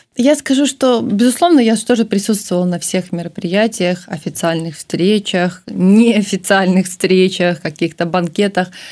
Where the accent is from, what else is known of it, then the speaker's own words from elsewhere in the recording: Belarus; Я всегда говорила, что я из Беларуси. Э, у меня было четкое представление, что это моя родина, моя страна.